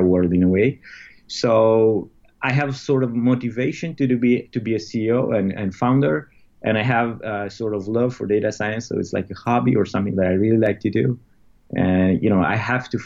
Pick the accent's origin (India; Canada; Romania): Romania; moved away as an adult; we're from Romania.